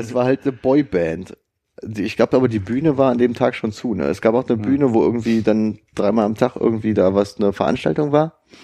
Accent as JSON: {"language": "German", "country": "Germany", "said": "ich bin aus Deutschland."}